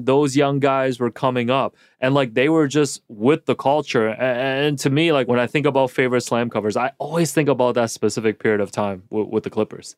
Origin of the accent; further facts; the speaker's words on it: Toronto, Ontario, Canada; as a kid, you know, growing up in Toronto